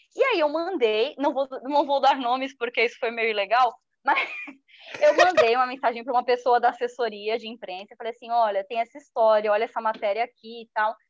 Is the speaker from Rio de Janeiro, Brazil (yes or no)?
no; São Vicente, São Paulo, Brazil; also born or lived in Santos; Eu nasci, eu nasci em Santos, mas só por acaso, só porque o hospital era em Santos, mas eu passei minha vida toda em São Vicente.